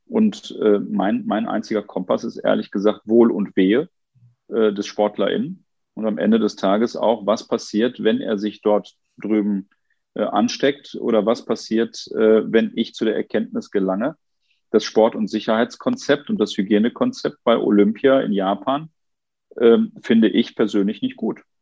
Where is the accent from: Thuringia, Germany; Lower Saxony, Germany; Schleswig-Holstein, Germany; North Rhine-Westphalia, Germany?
North Rhine-Westphalia, Germany; Duisburg; ich habe in meiner Heimatstadt Duisburg gerade gesehen, dass die äh, Inzidenzwerte von 98 äh, innerhalb von 10, 11 Tagen auf 150 gestiegen sind.